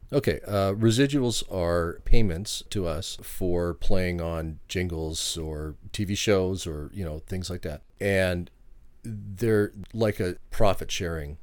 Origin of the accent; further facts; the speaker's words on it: Vancouver, British Columbia, Canada; now in Washington State, United States; I'm originally from Vancouver, Canada.